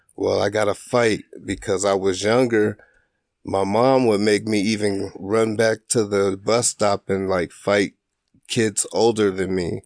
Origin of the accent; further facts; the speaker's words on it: Springfield, Illinois, United States; moved away as an adult; now in Duluth, United States; I grew up in Springfield, Illinois